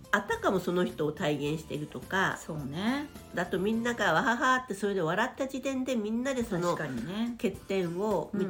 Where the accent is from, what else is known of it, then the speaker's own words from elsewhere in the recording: Kyushu, Japan; 明海の沿岸なんですよ。おおのりですね。